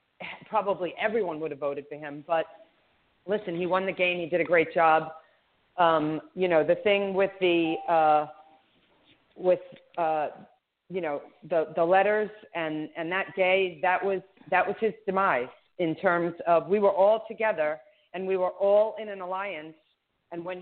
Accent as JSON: {"language": "English", "region": "New York", "country": "United States", "tie": "born or raised there", "said": "I'm from New York, too, so my native New Yorker"}